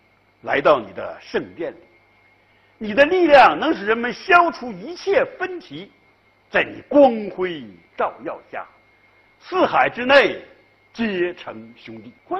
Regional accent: China; 这就是我们中国人一个世界一个人生的这样一种啊价值取向。他培养了我们中国人珍视人间的啊这样一种文化情怀。

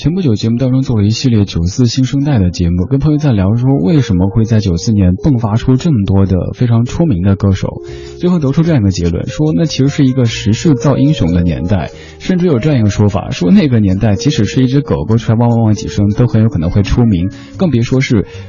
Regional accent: Chengdu, Sichuan, China; accent: Sichuanese; moved away; 在我的家乡成都

